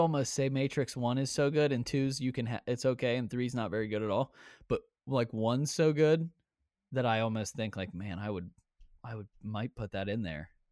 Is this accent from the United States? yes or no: yes; Ohio, United States; we're from Ohio